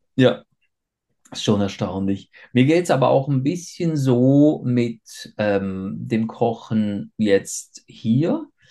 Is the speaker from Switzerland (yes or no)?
yes; Switzerland; ich bin ja äh, in der Schweiz geboren und aufgewachsen